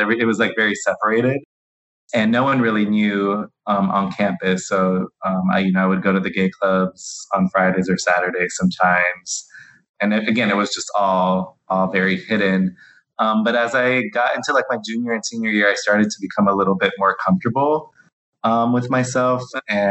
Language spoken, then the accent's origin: English; Miami, Florida, United States; I'm from Miami